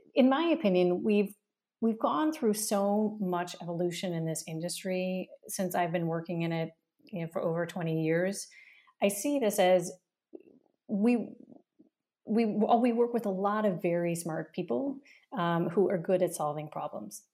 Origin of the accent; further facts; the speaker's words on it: United States; moved away as an adult; also born or lived in San Francisco / Germany; now in Berlin, Germany; I grew up in America